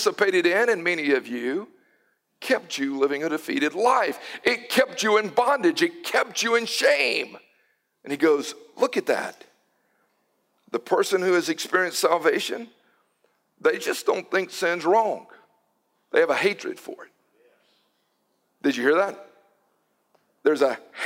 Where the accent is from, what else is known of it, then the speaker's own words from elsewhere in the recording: Newton, United States; I was growing up in Newton, my grandparents on the Cash side, they lived on the old mill village